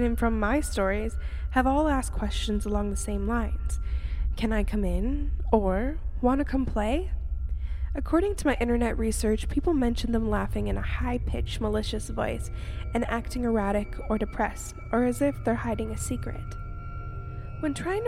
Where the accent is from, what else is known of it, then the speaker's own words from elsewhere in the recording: Canada; I am 24 years old, and I am from Canada